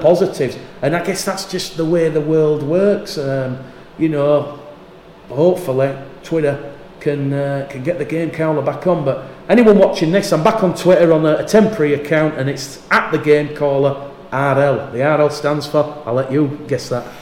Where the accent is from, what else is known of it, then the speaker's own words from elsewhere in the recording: Yorkshire and the Humber, United Kingdom; I'm a Yorkshireman